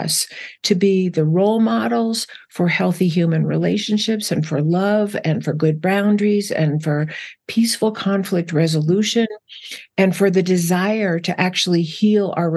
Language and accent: English; New Jersey, United States; I grew up in New Jersey